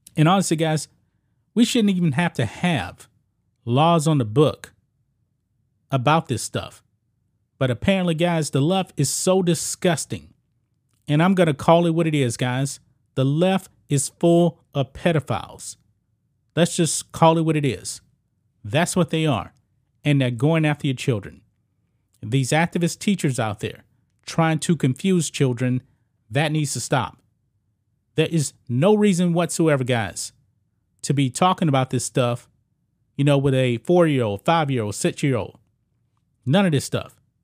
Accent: Texas, United States; I grew up here in Texas.

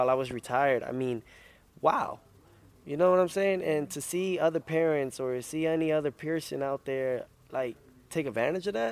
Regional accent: United States; I'm American first, then Honduran

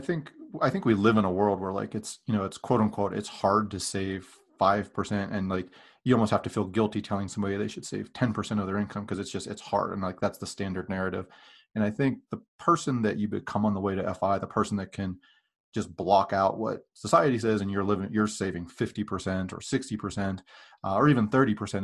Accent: Western Pennsylvania, United States; moved away; I grew up in Western Pennsylvania

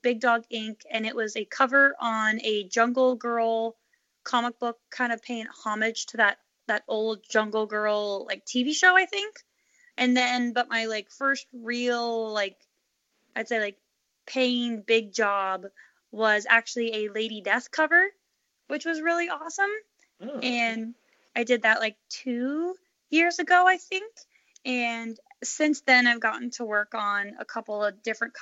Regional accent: Phoenix, Arizona, United States; also born or lived in Chicago, Illinois; I grew up, I was born in Chicago, but I spent most of my younger years in Phoenix, Arizona

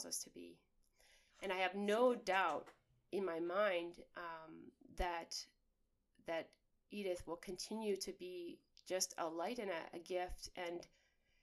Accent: Saskatchewan, Canada; moved away as an adult; now in Austin, United States; I'm from Braymont Lake, Saskatchewan, Canada. I'm from the wilderness, and I'm in suburbia of Austin

